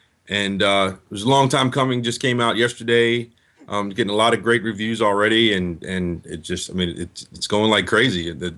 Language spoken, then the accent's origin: English; Richmond, Virginia, United States; Yeah, we're from Richmond, Virginia.